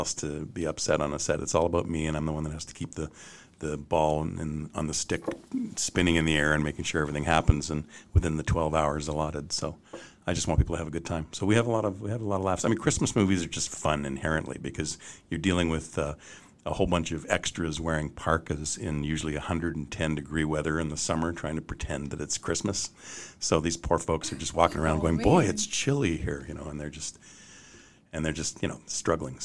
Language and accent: English; Canada; And I'm Canadian